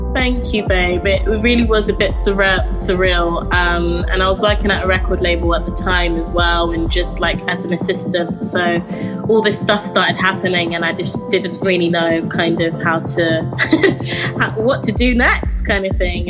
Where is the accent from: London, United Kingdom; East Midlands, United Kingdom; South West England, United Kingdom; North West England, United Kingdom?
London, United Kingdom; I grew up in Camden in London